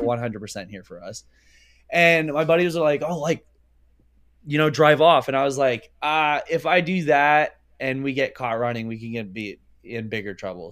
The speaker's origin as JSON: {"language": "English", "region": "Pennsylvania", "country": "United States"}